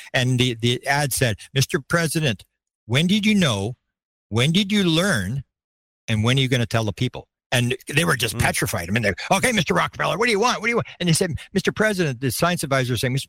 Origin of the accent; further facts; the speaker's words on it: Canada; I'm a Canadian.